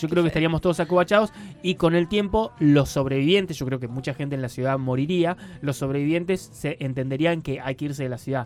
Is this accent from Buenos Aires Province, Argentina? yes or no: no; Mina Clavero, Córdoba, Argentina; Yo soy de Mina Clavero